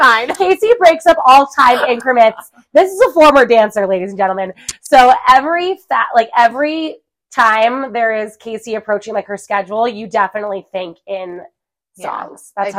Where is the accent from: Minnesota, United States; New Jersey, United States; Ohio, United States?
New Jersey, United States; moved away as an adult; also born or lived in Washington State; now in Colorado Springs, United States; But yeah, I'm from New Jersey, Jersey ride or die.